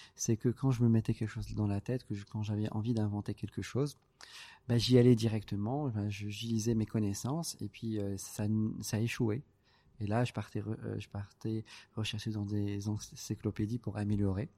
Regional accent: Casablanca, Casablanca-Settat, Morocco; je suis né, à Casa, je suis euh, l'aîné

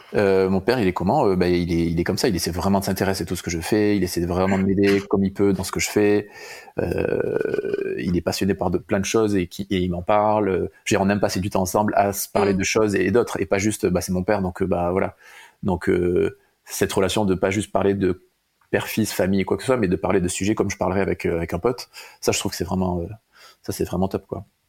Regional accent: Bayonne, Nouvelle-Aquitaine, France; now in Bordeaux, France; je suis né à Bayonne il y a 34 ans

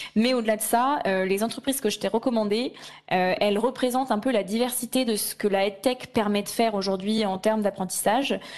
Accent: Lyon, Auvergne-Rhône-Alpes, France; moved away as an adult; now in Paris, France; je suis lyonnaise de cœur et d'origine

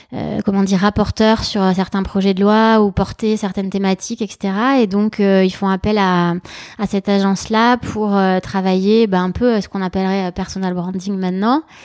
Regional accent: Germany; moved away; also born or lived in Madrid, Spain; je suis née en Allemagne, mais ma famille est d'origine espagnole.

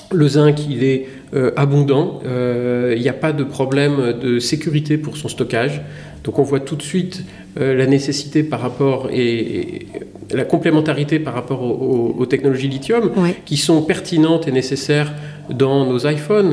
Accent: Lorraine, Grand Est, France; moved away as an adult; also born or lived in Grenoble; je viens de Lorraine

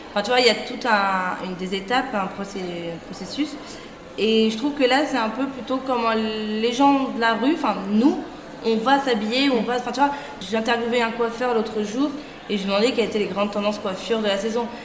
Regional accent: Versailles, Île-de-France, France; also born or lived in Château-Gontier; now in Paris, France; J'ai grandi à Versailles, plutôt sympa, très cliché

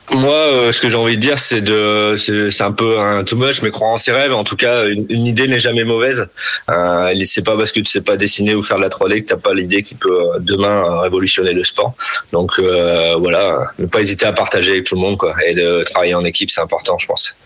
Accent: Nord, Hauts-de-France, France; Je suis natif du Nord

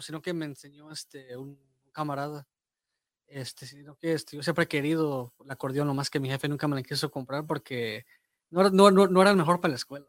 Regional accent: Marshall, Texas, United States; yo soy de Marshall.

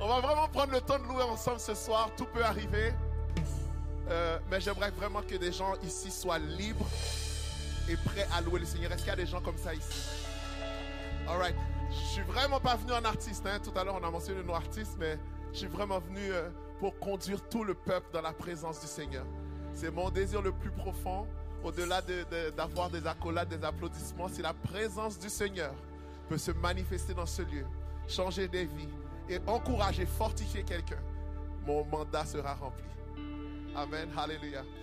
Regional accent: Canada; je viens du Canada

